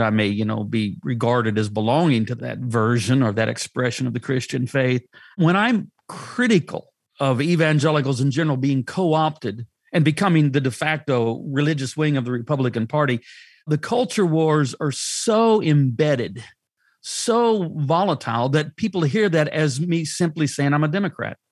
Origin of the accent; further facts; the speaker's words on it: United States; I'm an American. I have an American passport.